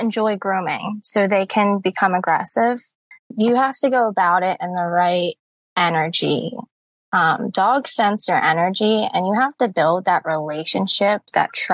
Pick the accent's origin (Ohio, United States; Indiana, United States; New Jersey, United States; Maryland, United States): New Jersey, United States; Cape May; now in Pennsylvania, United States; I'm originally born and raised in Cape May, New Jersey